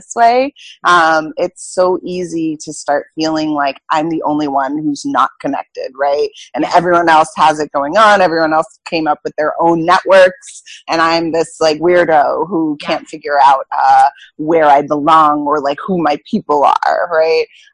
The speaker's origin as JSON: {"language": "English", "region": "New York", "country": "United States", "moved": "as an adult", "lives_now": "Boston, United States", "said": "I'm from New York, but I now live in Boston."}